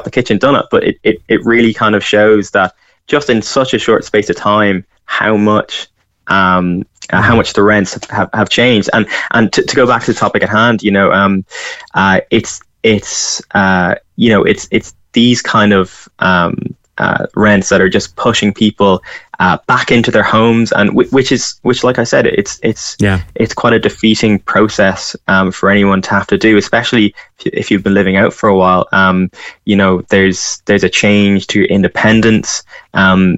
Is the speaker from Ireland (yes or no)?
yes; County Louth, Ireland; moved away as an adult; also born or lived in Cork; now in Dublin, Ireland; I'm from Louth